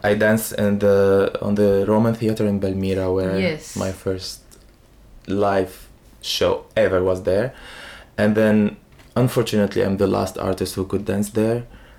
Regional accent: Syria; English is a second language; But for me as Arabian person, like, you know, I'm a son of a desert. I'm from the Syrian desert. So I prefer the Arabian way of it because I am Arabian.

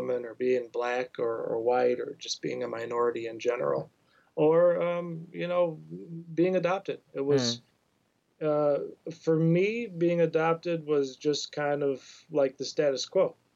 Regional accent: Oak Park, Illinois, United States; also born or lived in Columbus, Ohio; now in Michigan, United States; I grew up mainly in Oak Park, Illinois, right on the west side of Chicago

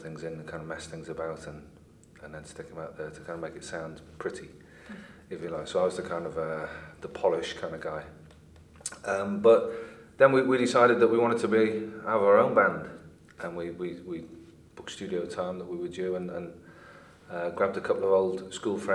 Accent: Liverpool, North West England, United Kingdom; moved away as an adult; also born or lived in London; I grew up in Liverpool, was born and bred in Liverpool

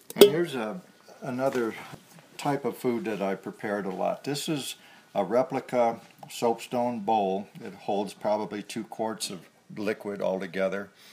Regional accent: Colorado Springs, Colorado, United States; moved away as an adult; now in Wyoming, United States; was born in Colorado Springs at, at the foot of 14,110 feet, Pikes Peak

